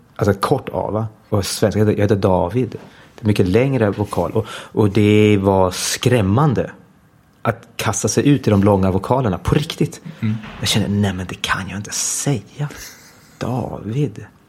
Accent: Denmark; moved away as an adult; now in Stockholm, Sweden; jag växte upp i Danmark, i ett svensktalande hem

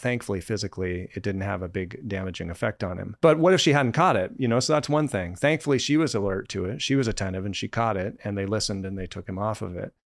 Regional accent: Colorado, United States; moved away; I grew up in Colorado

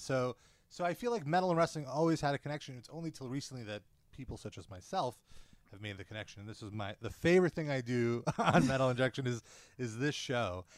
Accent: New York, United States; I'm a New Yorker

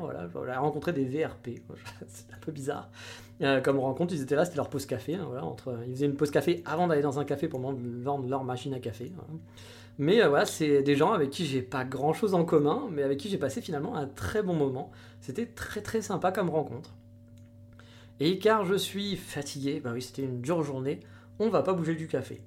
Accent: France; now in Japan; j'étais de France

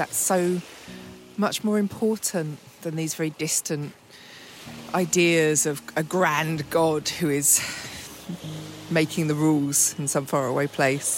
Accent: England, United Kingdom; I'm English, as you can well tell

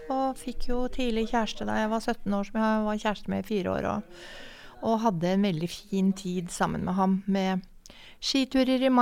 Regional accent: Oslo, Norway; Jeg kommer fra Oslo. Jeg er født og oppvokst i Oslo.

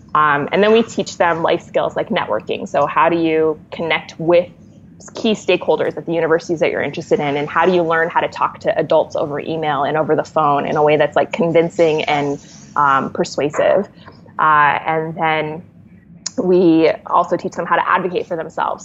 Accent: Los Angeles, California, United States; I'm from LA.

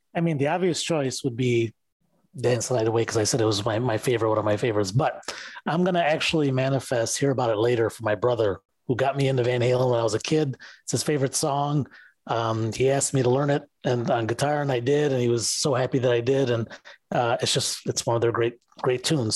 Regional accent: Detroit, Michigan, United States; I'm from Detroit

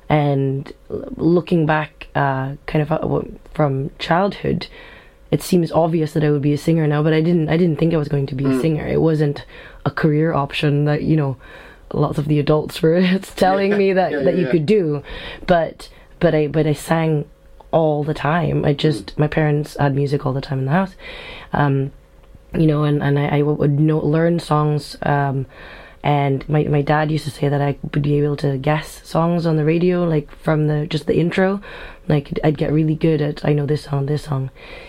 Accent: Stockholm, Stockholm County, Sweden; also born or lived in Jakarta, Indonesia; now in Scotland, United Kingdom; I grew up in Jakarta, in Indonesia, and then in Stockholm, Sweden. And then I've been in Scotland for the last 11 years now.

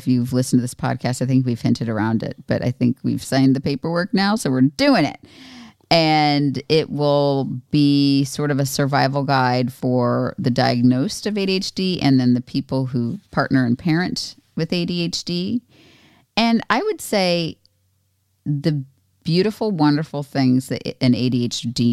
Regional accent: Florida, United States; moved away; I was raised in Florida, but not, I mean, it's geographically South, but not where I, it was like just not very Southern

